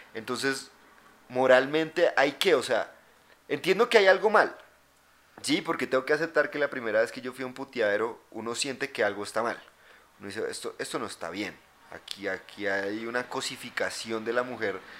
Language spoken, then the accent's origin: Spanish; Colombia; now in Bogotá, Colombia